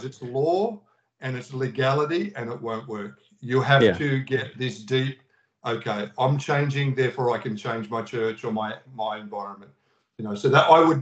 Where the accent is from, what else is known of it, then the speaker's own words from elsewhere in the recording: Australia; in Australia, we were the lockdown nation